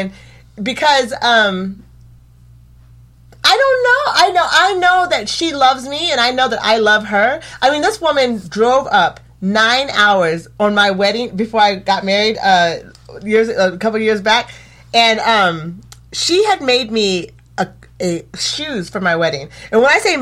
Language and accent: English; Eugene, Oregon, United States; I grew up here in Eugene